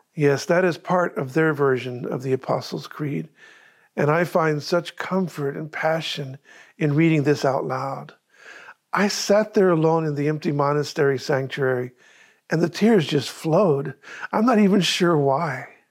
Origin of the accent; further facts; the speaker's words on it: Rättvik, Sweden; now in Sarasota, United States; my hometown church in Rötvik, Sweden